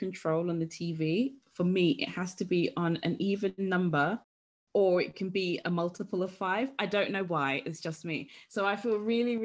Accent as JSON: {"language": "English", "region": "London", "country": "United Kingdom", "tie": "born or raised there", "moved": "as an adult", "lives_now": "West Sussex, United Kingdom", "said": "I grew up in London. I'm a Londoner. I've now moved to West Sussex."}